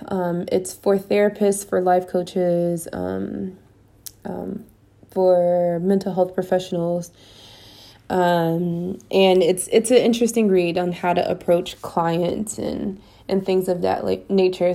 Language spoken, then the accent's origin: English; United States; moved away as an adult; now in Spain; as an American